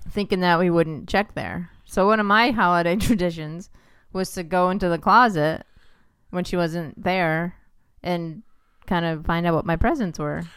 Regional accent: New York, United States; I grew up in New York

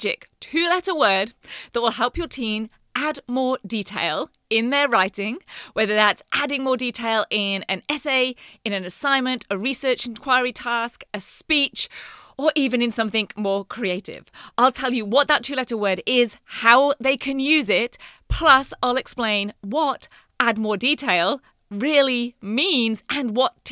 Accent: England, United Kingdom; now in Queensland, Australia; growing up in England

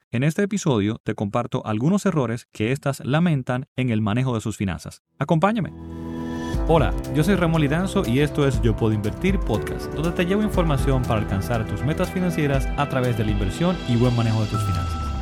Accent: Dominican Republic; aunque en mi país no afectó tan fuertemente

